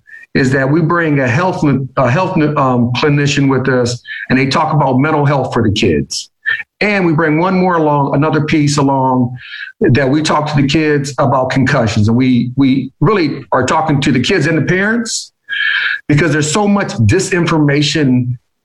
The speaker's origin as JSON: {"language": "English", "town": "Fort Wayne", "region": "Indiana", "country": "United States", "tie": "born or raised there", "moved": "yes", "said": "my hometown of Fort Wayne, Indiana"}